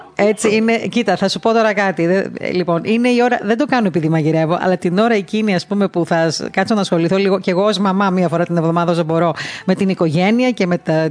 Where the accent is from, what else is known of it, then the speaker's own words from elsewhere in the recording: Crete, Greece; γεννήθηκα και στην Κρήτη, ε, έμαθα να ζω μέσα στην παράδοση